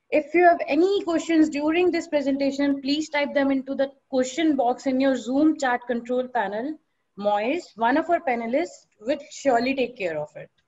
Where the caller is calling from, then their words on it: Delhi, India; I'm from marketing team at 360 Degree Cloud and I'm joining in from Delhi.